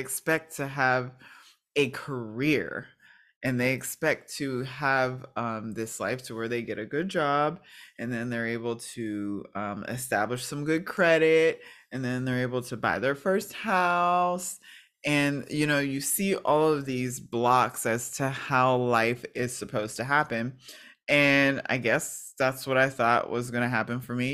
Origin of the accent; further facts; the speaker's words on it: New Kensington, Pennsylvania, United States; I am originally from Pittsburgh, Pennsylvania, and, well, it's a small town called New Kensington